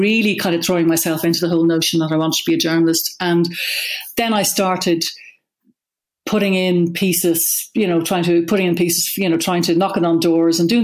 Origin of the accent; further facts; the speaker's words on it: Dún Laoghaire, Leinster, Ireland; also born or lived in New York; I grew up in Dunleary